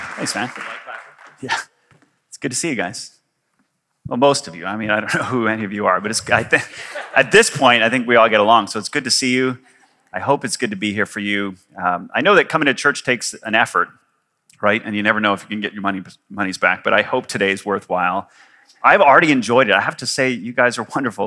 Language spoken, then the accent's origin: English; Canada; moved away as an adult; also born or lived in Victoria / Kuwait; I am Canadian.